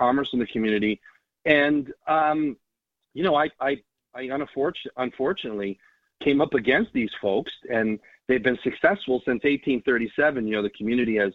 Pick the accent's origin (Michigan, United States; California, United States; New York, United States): New York, United States; moved away as an adult; now in Pawlet, Vermont, United States; I grew up in New York